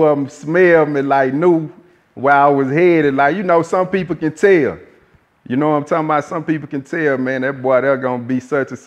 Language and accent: English; Port Arthur, Texas, United States; I'm from Port Arthur, man, that little town down south, man, southeast Texas, man, Golden Triangle to be exact, 409, Port Arthur, Texas